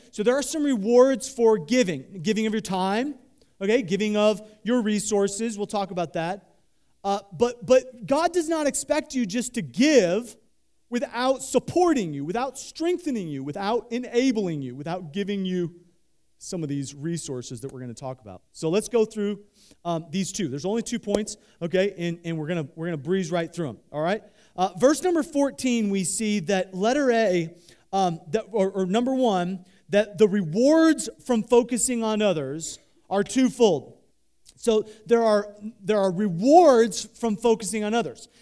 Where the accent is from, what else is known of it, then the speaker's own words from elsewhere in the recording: Midwest, United States; I grew up in the Midwest